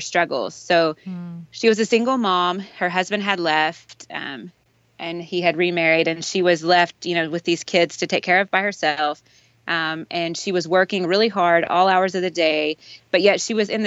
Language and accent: English; Texas, United States; moved away as an adult; also born or lived in Malaysia; I'm originally from Texas, and I went to school at Texas A&M.